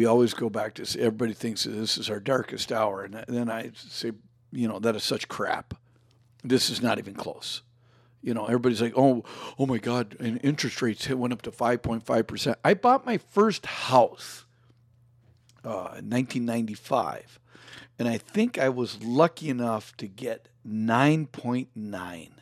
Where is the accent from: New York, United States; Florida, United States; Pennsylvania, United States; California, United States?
Florida, United States; now in Minnesota, United States; I was born in Florida.